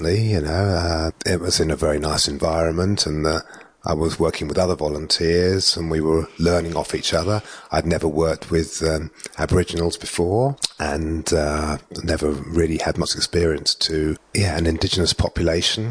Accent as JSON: {"language": "English", "region": "England", "country": "United Kingdom", "also_born_or_lived": "Darwin", "moved": "yes", "lives_now": "Australia", "said": "I'm English"}